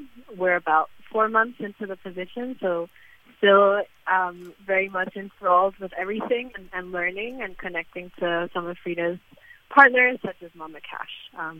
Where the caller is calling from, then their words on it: Lima, Peru; I'm calling in from Lima, Peru.